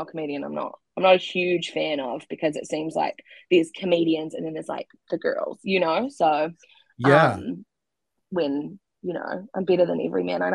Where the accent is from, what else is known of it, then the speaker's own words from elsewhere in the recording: Christchurch, Canterbury, New Zealand; I'm from Christchurch